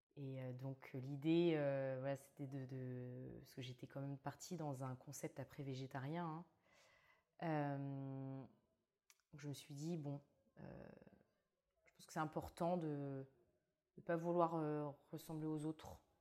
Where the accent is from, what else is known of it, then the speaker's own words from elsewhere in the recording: Brittany, France; moved away as an adult; also born or lived in Australia / Mauritius; now in Bordeaux, France; je viens de Bretagne où je suis née